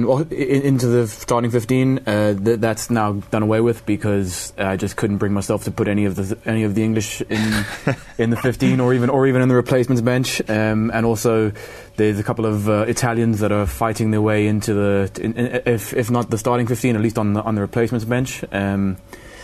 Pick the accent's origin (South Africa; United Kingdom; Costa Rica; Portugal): South Africa; As a South African